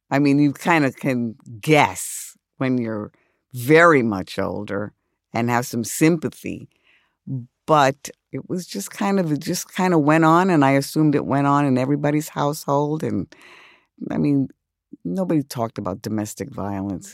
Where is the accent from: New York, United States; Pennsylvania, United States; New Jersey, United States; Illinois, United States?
New York, United States; New York City; I grew up in the South Bronx